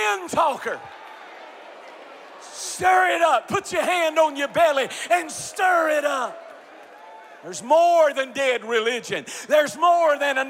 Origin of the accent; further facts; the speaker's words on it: Eastern North Carolina, United States; I'm as country as cornbread. I'm from Eastern North Carolina